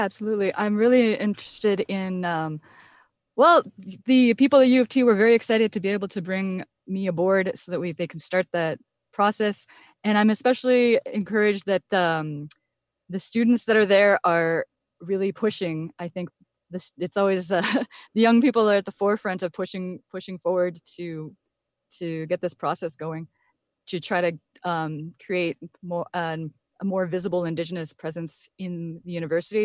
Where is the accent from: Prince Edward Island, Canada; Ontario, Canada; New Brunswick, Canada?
Ontario, Canada; Point Grondine; also born or lived in Wikwemikong; I'm actually from the Point Grandin side on the mainland